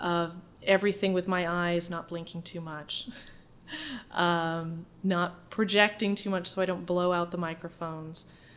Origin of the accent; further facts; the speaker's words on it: Holden, Maine, United States; moved away as an adult; also born or lived in New York City; I'm from a small town outside of Bangor um, mm-hmm. called Holden, and um, I, my family has been there for generations.